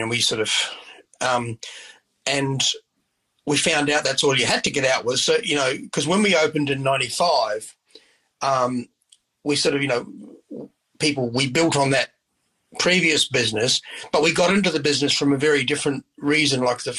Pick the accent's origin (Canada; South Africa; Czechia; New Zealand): New Zealand; Christchurch, Canterbury; also born or lived in Oxford; I was from Christchurch. We lived in Oxford, which is 30 miles out of Christchurch.